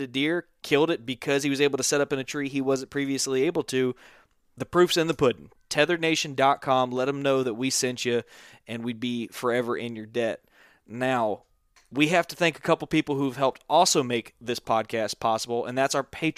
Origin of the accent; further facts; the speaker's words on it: Panhandle of Florida, United States; I am from the Panhandle of Florida